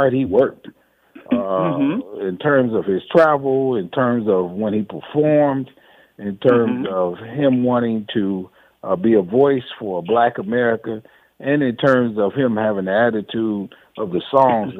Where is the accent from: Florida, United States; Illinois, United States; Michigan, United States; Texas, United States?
Michigan, United States; Detroit; also born or lived in Atlanta; I'm a native Detroiter